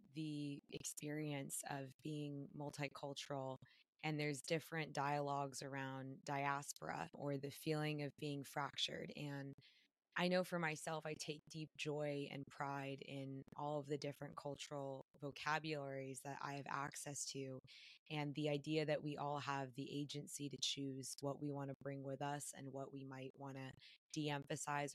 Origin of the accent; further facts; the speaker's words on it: California, United States; we have this shared identity of being Japanese American and in California, no less